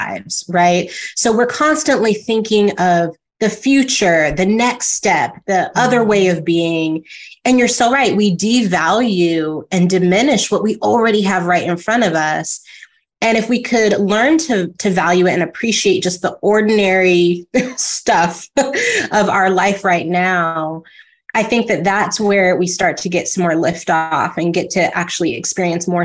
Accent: California, United States; moved away as an adult; also born or lived in Atlanta; now in New York City, United States; Live in New York City, because I grew up in California.

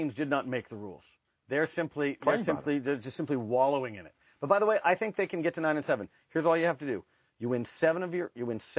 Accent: Cleveland, Ohio, United States; Then we moved to Cleveland. So I grew up in Cleveland, but I never stopped liking the Seahawks.

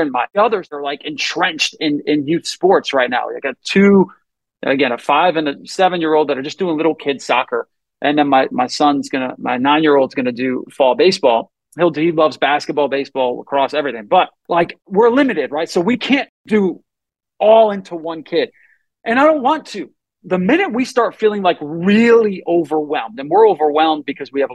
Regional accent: Northeast, United States; I grew up in the Northeast

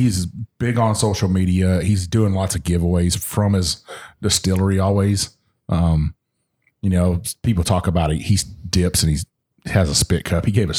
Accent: Texas, United States; I'm from Texas.

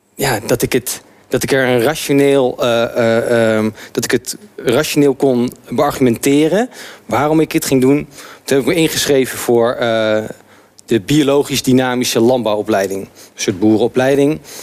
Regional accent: Arnhem, Gelderland, Netherlands; moved away as an adult; now in Amsterdam, Netherlands; ik ben geboren getogen in Arnhem

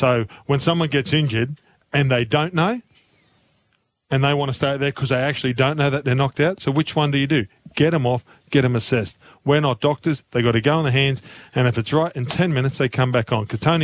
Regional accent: Townsville, Queensland, Australia; I'm from Townsville.

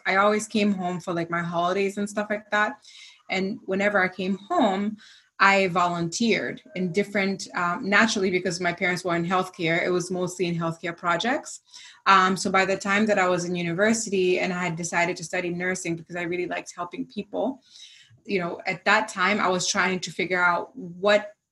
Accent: Zanzibar, Tanzania; moved away; also born or lived in United States; growing up in Zanzibar, I grew up actually with in a house with two of the, I think, five or six physicians

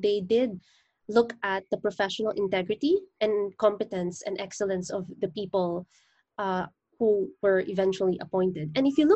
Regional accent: Philippines; I'm a lawyer from the Philippines

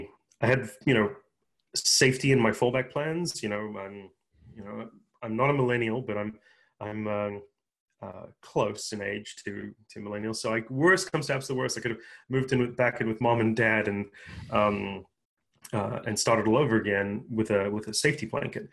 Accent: South Africa; moved away as an adult; also born or lived in Japan; now in United States; I'm born and raised in South Africa, moved here with my parents after my first year of college

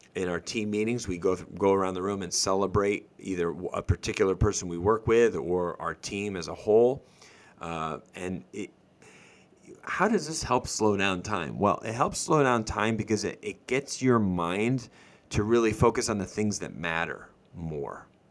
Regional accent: Northeast, United States; moved away; I grew up in the Northeast

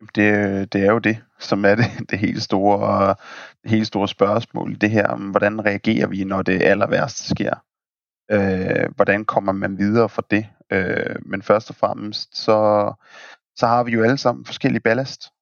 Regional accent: Denmark; vi er danskere

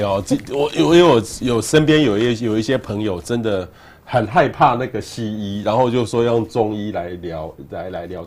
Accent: Taiwan; 我们台湾人对于这个，呃，医疗

